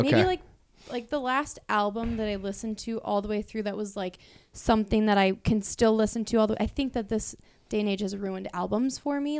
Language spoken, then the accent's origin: English; Iowa, United States; moved away; I'm originally from Iowa.